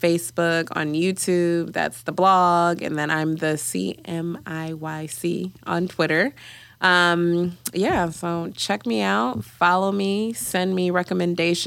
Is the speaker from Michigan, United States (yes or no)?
yes; Detroit, Michigan, United States; I grew up in Detroit. I'm Ugandan. I grew up in a like Ugandan slash Kenyan community